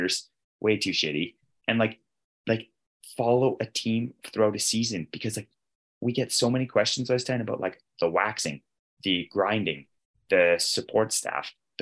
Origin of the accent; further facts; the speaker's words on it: Canada; I'm a Canadian